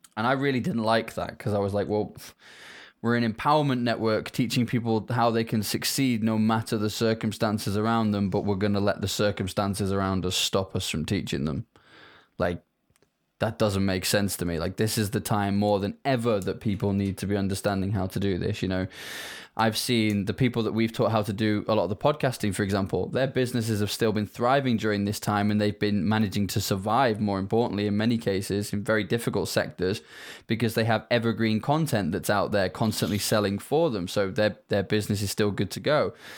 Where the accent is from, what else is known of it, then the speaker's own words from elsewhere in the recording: United Kingdom; as people can probably hear from my accent, I am not from Africa. I'm from the U K